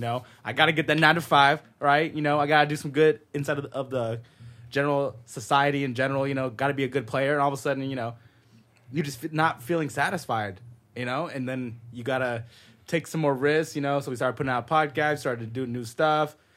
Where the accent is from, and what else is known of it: Modesto, California, United States; born or raised there; moved away as an adult; also born or lived in San Jose, California; now in Los Angeles, United States